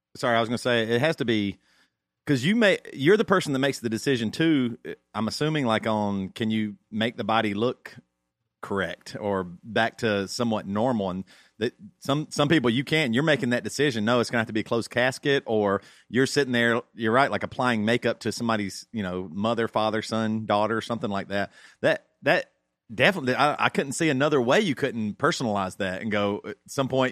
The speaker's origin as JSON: {"language": "English", "region": "South Carolina", "country": "United States", "tie": "born or raised there", "said": "I grew up in South Carolina"}